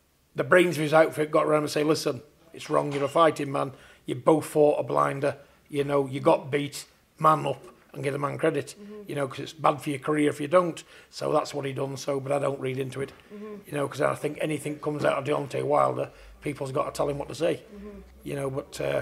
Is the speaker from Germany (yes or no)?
no; Manchester, North West England, United Kingdom; Manchester's my hometown